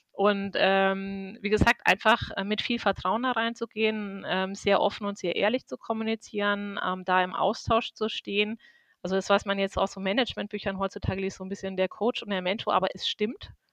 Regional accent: Würzburg, Bavaria, Germany; Ich bin aus Würzburg und äh, bin hier verhaftet

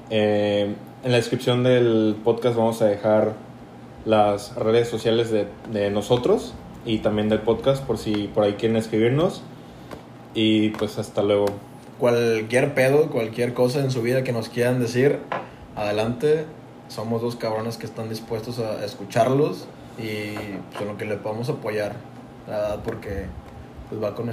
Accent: Tampico, Tamaulipas, Mexico; Somos, de Tampico, güey. Es norte, güey.

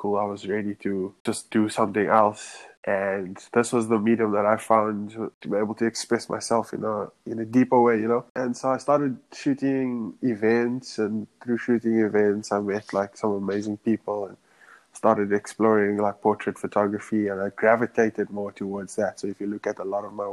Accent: Johannesburg, Gauteng, South Africa; moved away as an adult; now in New York City, United States; born and raised in Johannesburg.

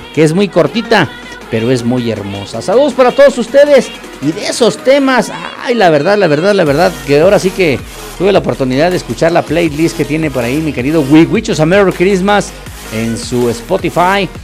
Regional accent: Acambay, State of Mexico, Mexico; aquí en mi pueblo

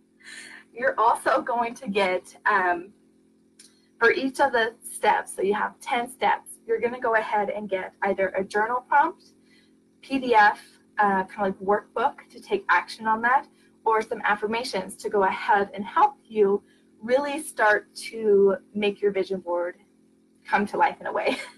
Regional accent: Oregon, United States; I'm from Oregon.

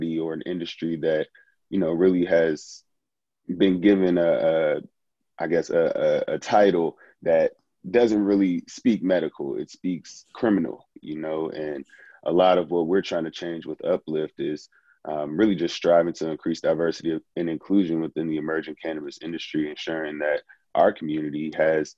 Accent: Prince George's County, Maryland, United States; I'm from Prince George's County, Maryland

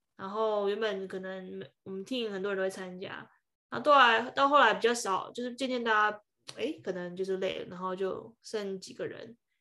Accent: Taiwan; now in United States; 台湾是一个跟我，就是，对啊，我出生的地方，然后我的文化背景什么的

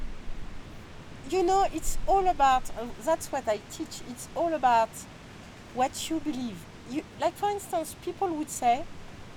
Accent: France; accent: French; English is a second language; also born or lived in Chile; I speak English, well, with my terrible French accent

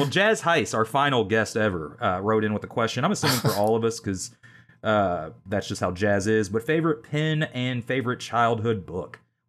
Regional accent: Kentucky, United States; back when I was a kid growing up in Kentucky

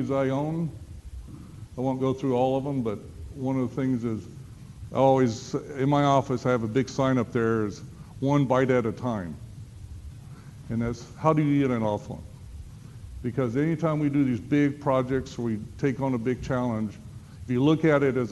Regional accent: Starkville, Mississippi, United States; I'm from Starkville. This is my hometown.

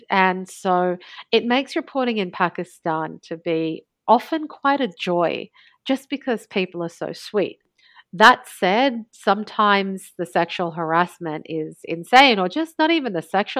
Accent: Australia; also born or lived in Alexandria, Egypt; Yeah, I was born in Egypt. My mother is an Egyptian Alexandrian, but she had actually migrated to Australia after she had married a Lebanese man, my father, and they met and they married and they moved to Australia.

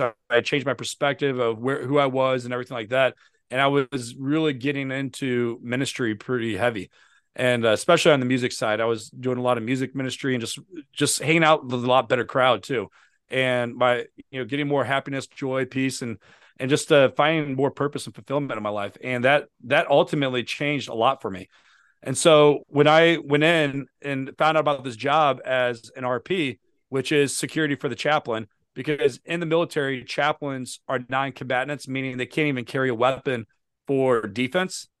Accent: St. Louis, Missouri, United States; moved away as an adult; now in Virginia, United States; I live in, in Virginia, but I'm from Saint Louis, Missouri

